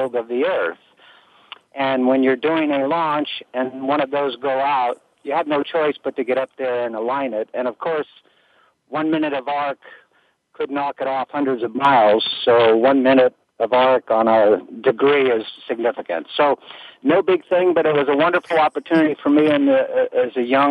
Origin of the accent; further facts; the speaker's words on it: Bay Area, California, United States; I was born and raised in California here in the Bay Area. Silicon Valley is sort of my hometown south of us